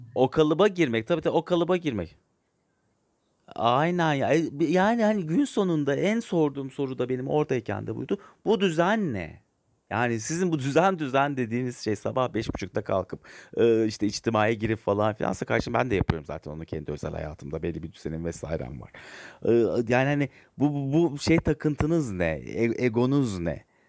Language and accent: Turkish; Turkey; ben Türk evladıyım. Allah aşkına, yani bu devlet beni okumuş, büyütmüş.